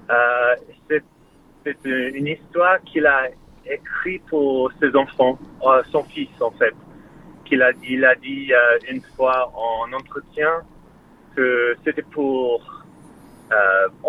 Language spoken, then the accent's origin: French; France; C'est un lapin, un lapin blanc euh, je suis français.